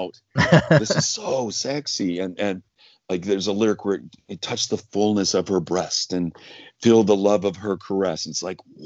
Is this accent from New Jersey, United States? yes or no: no; Roseburg, Oregon, United States; we lived just a few blocks up from a classic Americana downtown Roseburg, Oregon, the main street